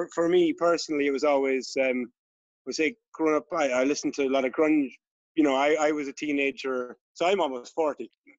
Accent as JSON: {"language": "English", "town": "Listowel", "region": "Munster", "country": "Ireland", "tie": "born or raised there", "said": "We're both from Listowel."}